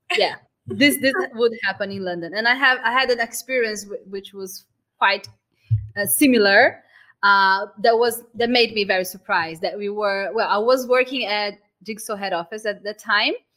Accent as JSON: {"language": "English", "country": "Brazil", "moved": "yes", "said": "I'm Brazilian"}